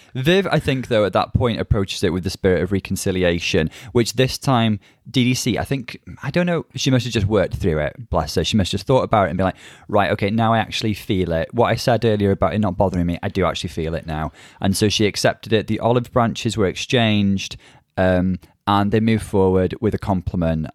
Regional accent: North Wales, United Kingdom; I'm from North Wales

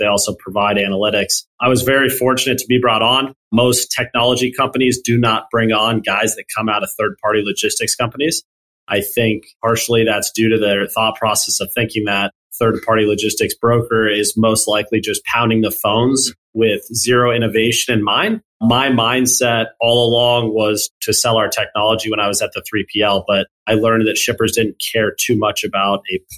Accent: Dayton, Ohio, United States; also born or lived in Cincinnati, Ohio; I grew up in Oakwood, which is in Dayton, Ohio, about 45 minutes away from Cincinnati

